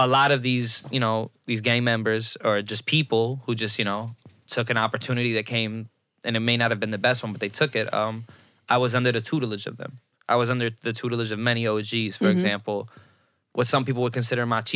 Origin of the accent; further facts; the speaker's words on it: Chicago, Illinois, United States; growing up in Chicago, like, gang culture is a part of the neighborhood